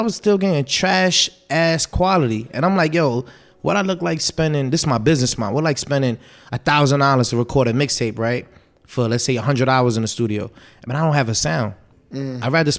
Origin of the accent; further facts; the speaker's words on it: New York City, New York, United States; I'm from Brooklyn.